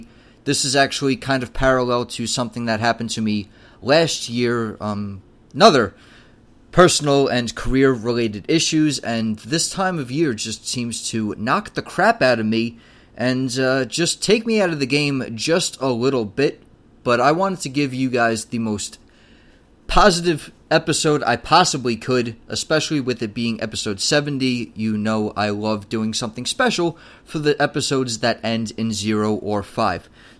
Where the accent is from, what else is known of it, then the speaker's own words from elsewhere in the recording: United States; even as an American